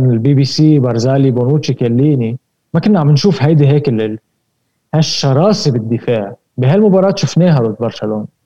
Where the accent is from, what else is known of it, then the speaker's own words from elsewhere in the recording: Lebanon; انا انا انا لبناني